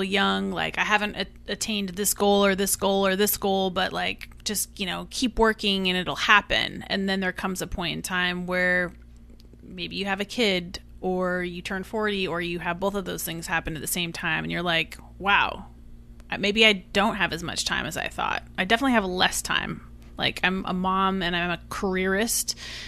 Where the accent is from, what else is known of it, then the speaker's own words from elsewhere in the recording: Eugene, Oregon, United States; now in New York, United States; I didn't come from money. I came from Eugene, Oregon, and now I'm in New York. I didn't grow up here.